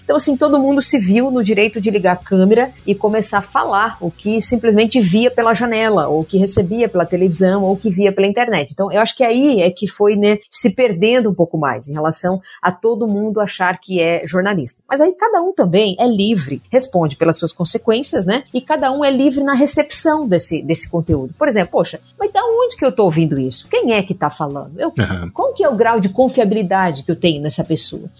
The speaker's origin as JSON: {"language": "Portuguese", "area": "a small town near Cascavel", "region": "western Paraná", "country": "Brazil", "tie": "born or raised there", "lives_now": "Cascavel, Brazil", "said": "a minha família é numa cidade próxima aqui chamada Palo Diamantina, uma cidade menor ainda, né, do que Cascavel. É, e eu sempre tive o agro na veia, porque é onde eu vivia, onde eu cresci"}